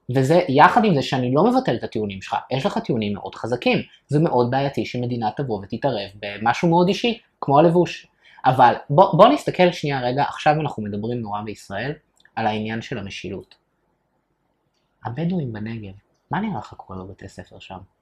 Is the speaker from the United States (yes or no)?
no; France; now in Israel; אני בתור צרפתי